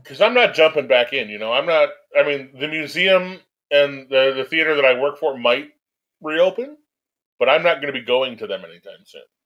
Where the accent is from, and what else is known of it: United States